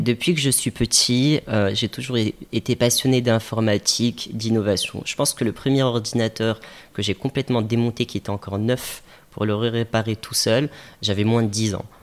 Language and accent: French; Casablanca, Casablanca-Settat, Morocco; j'ai grandi à Casa effectivement. Euh, on s'est installé à Casa avec ma famille. J'avais l'âge de 6 ans. j'ai grandi ici